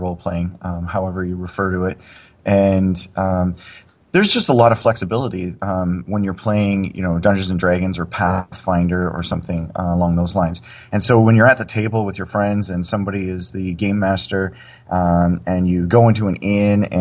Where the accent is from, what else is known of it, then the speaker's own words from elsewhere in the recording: Canada; I'm from Canada